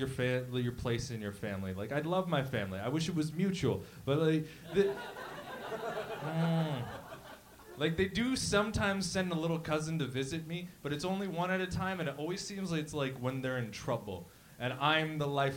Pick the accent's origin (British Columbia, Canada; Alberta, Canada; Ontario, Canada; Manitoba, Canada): Ontario, Canada; Windsor; moved away as an adult; now in Toronto, Canada; I moved from Windsor